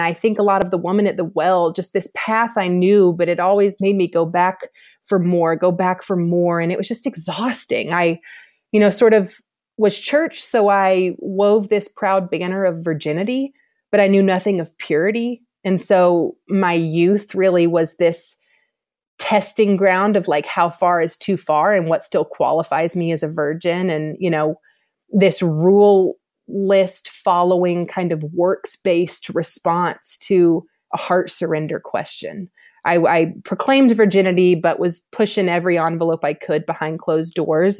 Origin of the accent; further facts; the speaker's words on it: Georgia, United States; also born or lived in Louisiana; I grew up here in Georgia